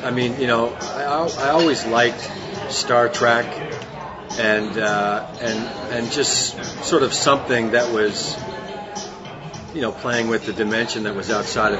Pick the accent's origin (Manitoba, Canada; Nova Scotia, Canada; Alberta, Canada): Nova Scotia, Canada; Halifax; moved away as an adult; now in Vancouver, Canada; Originally from Halifax, Nova Scotia, the east coast of Canada.